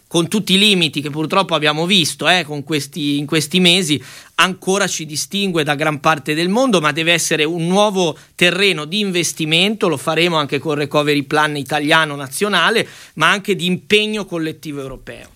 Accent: Liguria, Italy; da Ligure

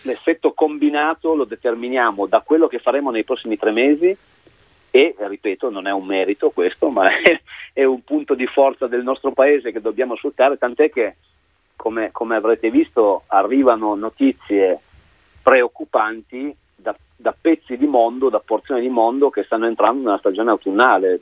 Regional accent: Italy; di allenare la nazionale del mio paese

